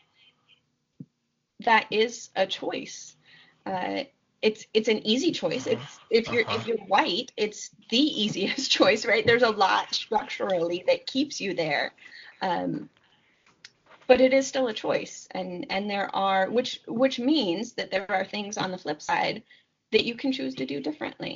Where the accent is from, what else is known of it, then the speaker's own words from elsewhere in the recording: Seattle, Washington, United States; I was growing up in Seattle